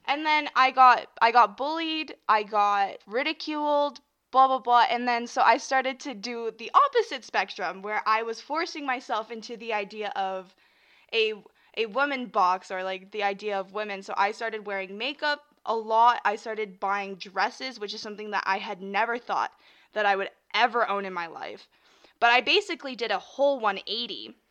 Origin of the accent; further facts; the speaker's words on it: Canada; I'm from Canada, so we say Z, not Z. Sorry. Sorry. Zed.